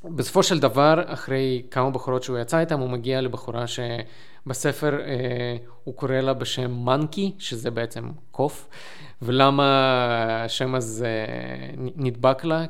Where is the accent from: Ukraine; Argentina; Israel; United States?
Ukraine; Lviv, Lviv Oblast; אני מלבוב